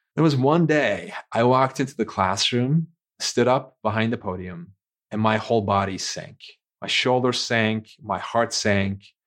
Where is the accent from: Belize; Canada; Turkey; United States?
Turkey; Istanbul; moved away; I was born and raised in Istanbul, Turkey